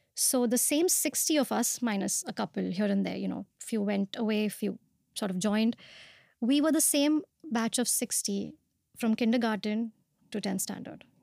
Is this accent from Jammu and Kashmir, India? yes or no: no; Pune, Maharashtra, India; moved away as an adult; also born or lived in Mumbai; I was born and brought up in Pune